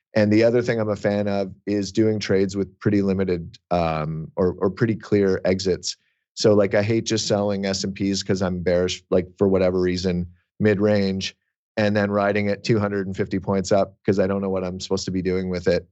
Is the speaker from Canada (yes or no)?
yes; Canada; I'm Canadian